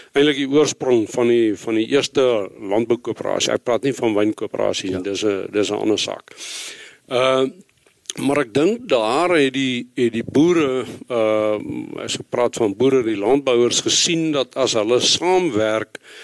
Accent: Bloemfontein, Free State, South Africa; also born or lived in Western Cape / Bethlehem / Reitz; ek ek is 'n gebore en getoe Vrystater, in Bloemfontein groot geword

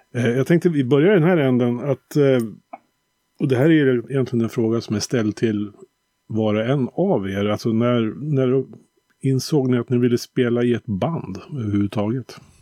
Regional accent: Bergslagen, Västmanland, Sweden; jag är ju lite uppvuxen med ja, det man kallar för trallpunkvågen där i början på 90-talet här nere i, i Bergslagen, Västmanland.

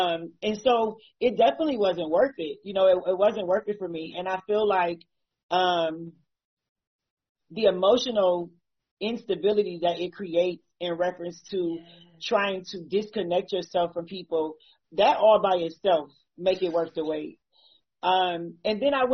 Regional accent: Akron, Ohio, United States; I'm from Akron, Ohio as well.

